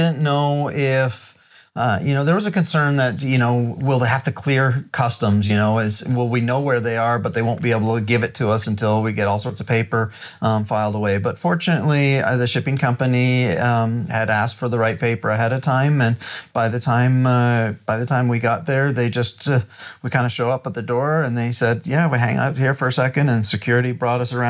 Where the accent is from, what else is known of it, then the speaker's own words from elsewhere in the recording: Ontario, Canada; We're from Ontario